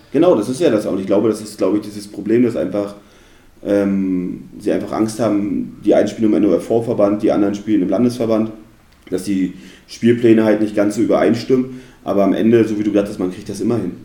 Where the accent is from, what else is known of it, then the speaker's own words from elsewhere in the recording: Neustrelitz, Mecklenburg-Vorpommern, Germany; also born or lived in Suhl, Thuringia / Perleberg, Brandenburg; Und dann sind wir ja, ins beschauliche Neustrelitz gezogen